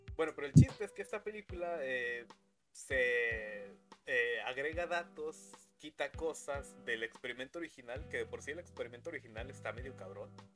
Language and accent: Spanish; Mexico; aquí en México no se pedía Halloween porque somos mexicanos